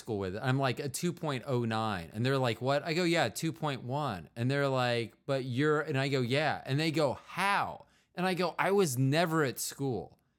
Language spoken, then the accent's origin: English; Kansas City, United States; also born or lived in Florida; I went to high school here in Kansas City, junior high and high